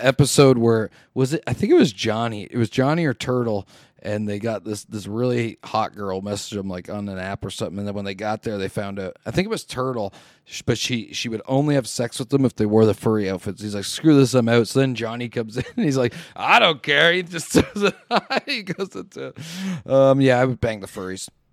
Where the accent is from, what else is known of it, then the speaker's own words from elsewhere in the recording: Canada; I'm a Canadian